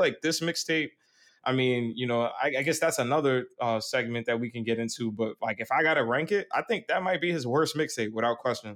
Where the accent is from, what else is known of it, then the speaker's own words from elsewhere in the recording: New York, United States; I'm from New York